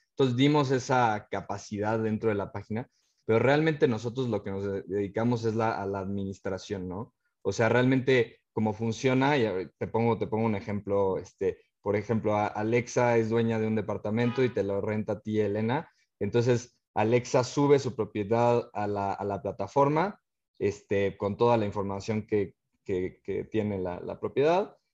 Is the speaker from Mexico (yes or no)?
yes; Cuernavaca, Morelos, Mexico; moved away as an adult; also born or lived in Mexico City / Germany / United States; nosotros somos de, de Cuernavaca